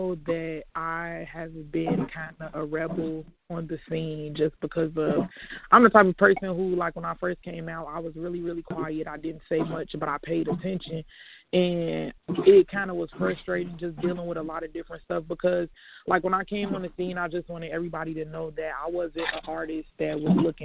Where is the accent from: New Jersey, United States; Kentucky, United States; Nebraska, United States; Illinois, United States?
Illinois, United States; Chicago; now in Hammond, United States; I'm calling from Hammond, but I live in Hammond, but I'm from Chicago